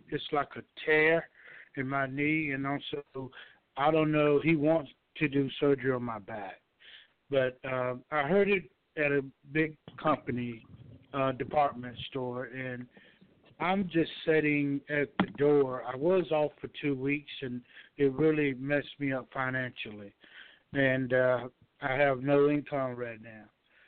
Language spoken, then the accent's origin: English; Georgia, United States; I'm from Georgia.